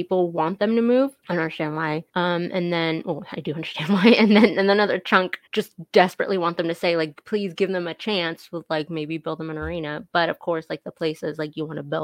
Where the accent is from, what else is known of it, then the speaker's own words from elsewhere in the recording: California, United States; now in Arizona, United States; I'm from California